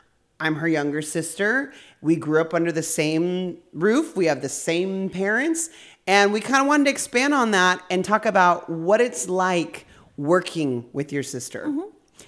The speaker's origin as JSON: {"language": "English", "town": "Ontario", "region": "California", "country": "United States", "tie": "born or raised there", "said": "Like, we grew up locally here in Ontario, California, humble beginnings, humble roots."}